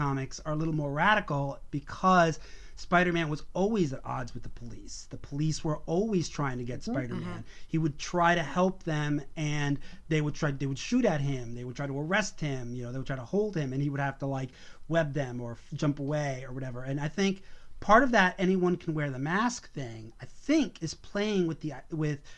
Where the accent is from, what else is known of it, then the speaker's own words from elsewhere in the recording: New York City, New York, United States; being a Puerto Rican kid growing up in Brooklyn